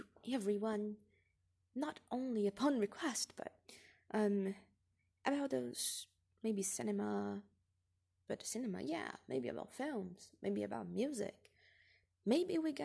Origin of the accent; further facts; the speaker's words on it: Brazil; English is a second language; moved away as an adult; I'm not from here, I'm from Brazil, and I came to this different land.